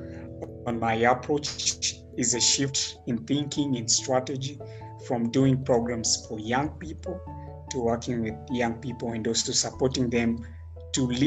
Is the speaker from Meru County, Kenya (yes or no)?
no; Nairobi, Kenya; I grew up in Makuru, which is an urban slum located in Nairobi